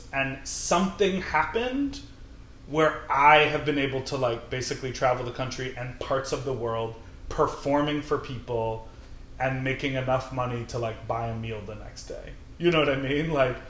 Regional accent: Chicago, Illinois, United States; now in New York, United States; I'm from Chicago

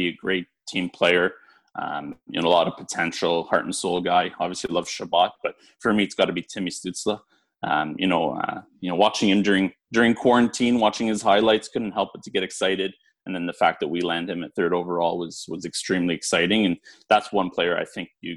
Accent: Ottawa, Ontario, Canada; my hometown team.

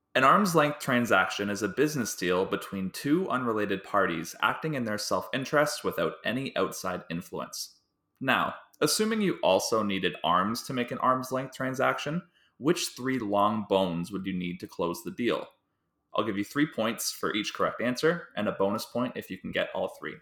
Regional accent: Delhi, Ontario, Canada; I'm from Delhi, Ontario, which is a small town about an hour and a half west of Toronto

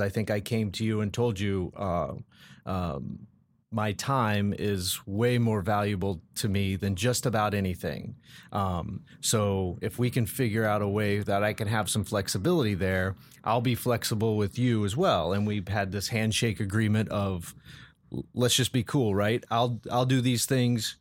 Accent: Colorado, United States; now in Columbus, United States; I was born and raised in Colorado

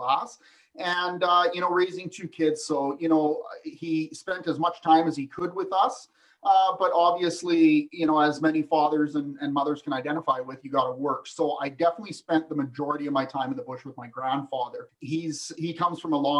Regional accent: Vernon, British Columbia, Canada; also born or lived in Ontario / Falkland, British Columbia; I'm a British Columbian. I was born and raised in Vernon, BC.

